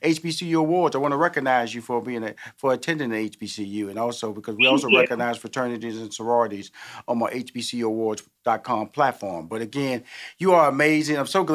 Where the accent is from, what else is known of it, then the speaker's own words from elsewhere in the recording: Houston, Texas, United States; because I'm from Houston, Texas. That's how we do it down there. Tex-Mex, you know.